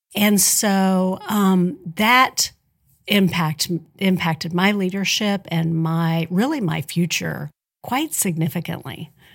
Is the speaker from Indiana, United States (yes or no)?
yes; Spencer County, Indiana, United States; also born or lived in Robinson, Illinois / Evansville, Indiana; I grew up in Spencer County, so I am a tri-state native. Although I went to high school over in Robinson, Illinois